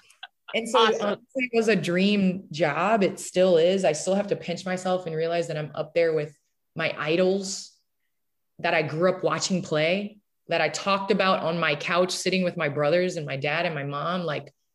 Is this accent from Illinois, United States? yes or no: yes; Naperville, Illinois, United States; moved away; I grew up in the Chicagoland area. I grew up in Naperville